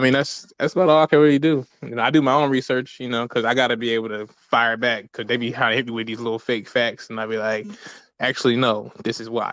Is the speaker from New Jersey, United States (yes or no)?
yes; Camden, New Jersey, United States; I'm from Camden, New Jersey, which was for a long time one of the most dangerous slash poorest slash highest crime slash murder rates in the country for like years on end. And I think they just started like gentrifying where I'm from. But growing up, I was one in nine chance of being the victim of a violent crime every day.